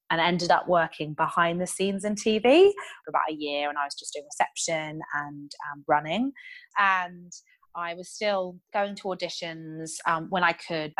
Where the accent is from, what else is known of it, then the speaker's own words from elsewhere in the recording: United Kingdom; moved away as an adult; also born or lived in London; I am, as you might be able to tell from my accent, originally British